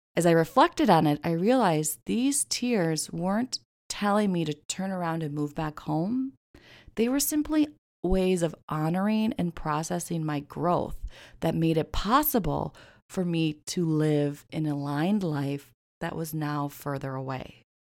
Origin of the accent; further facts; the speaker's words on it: Midwest, United States; moved away; growing up in the Midwest